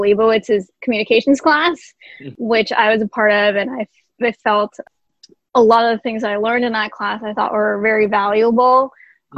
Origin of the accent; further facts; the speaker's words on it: Jersey City, New Jersey, United States; I am originally from Jersey City, New Jersey